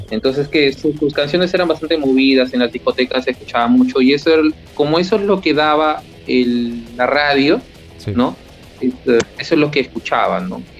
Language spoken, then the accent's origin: Spanish; Lima, Peru; Yo tengo 38 años, nací en Lima y vivo en Lima.